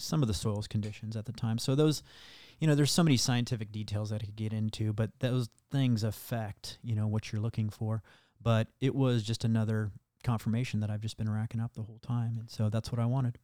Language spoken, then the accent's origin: English; Iowa, United States; where I grew up in Iowa